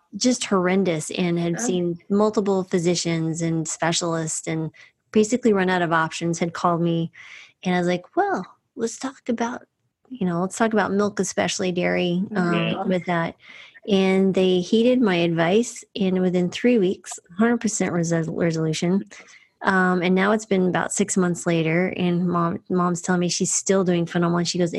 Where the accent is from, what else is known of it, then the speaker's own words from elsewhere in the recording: New Mexico, United States; I grew up in New Mexico